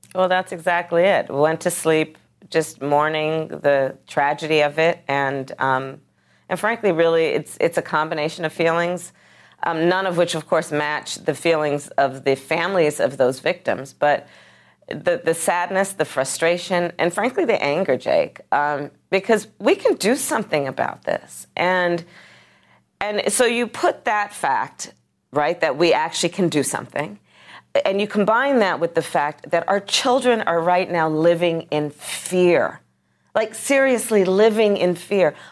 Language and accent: English; California, United States; my home state of, of, of California, Gilroy